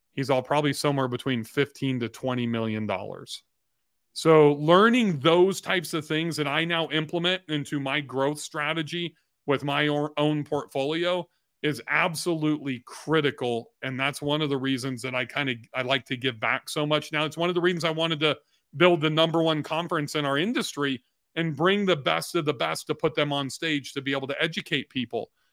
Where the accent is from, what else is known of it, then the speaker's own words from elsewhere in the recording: Long Beach, California, United States; I am a washed up golfer from Southern California